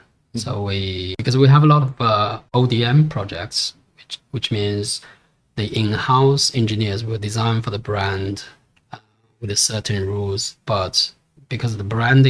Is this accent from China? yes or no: yes; China; English is a second language; moved away as an adult; also born or lived in Singapore; this is my home country